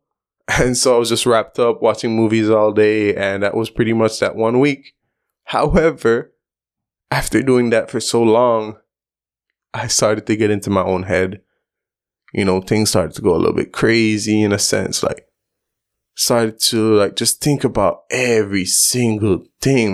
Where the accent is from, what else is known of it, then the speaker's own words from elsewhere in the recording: Belize; growing up in Belize, we have a large Asian community.